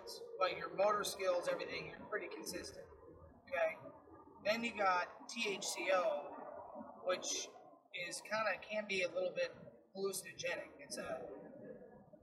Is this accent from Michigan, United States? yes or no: no; Illinois, United States; now in Florida, United States; I grew up in Illinois